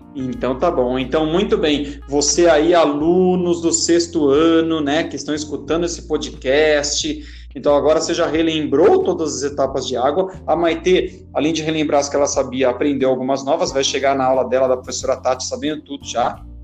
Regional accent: Itatiba, São Paulo, Brazil; eu sou de Itatiba, mas eu dou aula lá em Campinas

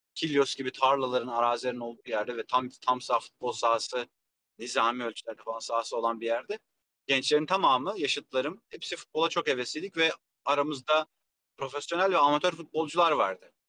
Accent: Kilyos, Istanbul, Turkey; also born or lived in Rumelihisarı; Ben Kilyos'ta büyüdüm. Yani gençlik yıllarım Kilyos'ta geçti.

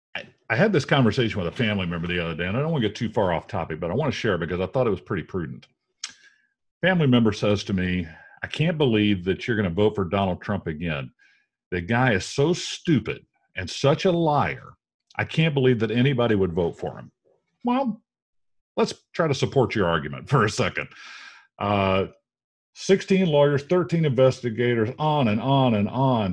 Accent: United States; we as normal American citizens

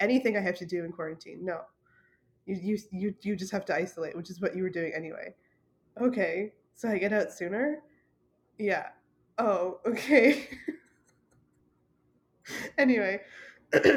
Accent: Ontario, Canada; also born or lived in British Columbia; home province of Ontario

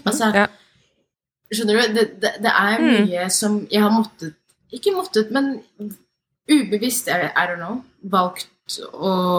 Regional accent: Norway; jeg er født og oppvokst her

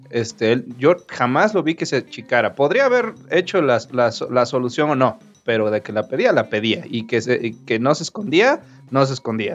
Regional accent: Veracruz, Mexico; yo soy de Veracruz

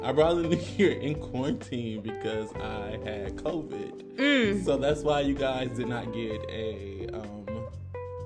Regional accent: Augusta, Georgia, United States; now in Atlanta, United States; I'm from Augusta

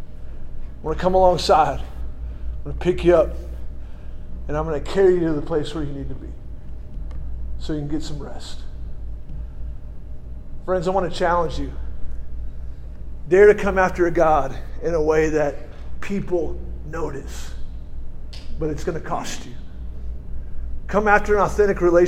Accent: California, United States; moved away; I'm a Californian originally

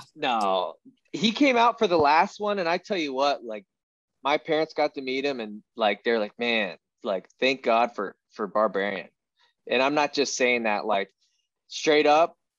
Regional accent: Iowa, United States; growing up in Iowa, there's so many division one athletes that come out of here in wrestling

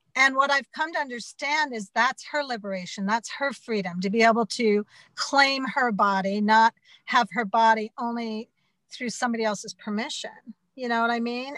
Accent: Butte, Montana, United States; I'm from Butte, Montana, and I'm Irish American

